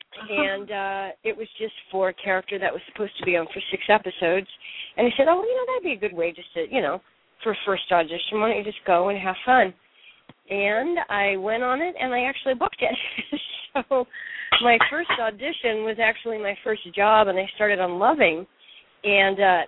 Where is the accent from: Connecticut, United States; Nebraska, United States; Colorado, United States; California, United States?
Nebraska, United States; moved away; also born or lived in Paris / New York; I grew up in Nebraska